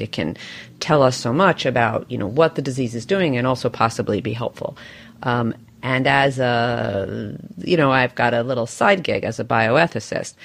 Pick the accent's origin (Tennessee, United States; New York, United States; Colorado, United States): New York, United States; my beloved home city right now, my hometown, which is which is New York